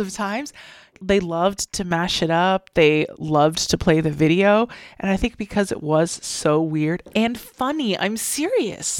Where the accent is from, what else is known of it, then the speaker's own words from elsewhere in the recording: United States; We're American